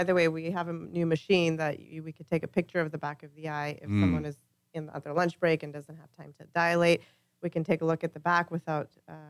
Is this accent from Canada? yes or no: yes; Vancouver, British Columbia, Canada; moved away as an adult; now in United States; We're born and raised in Canada.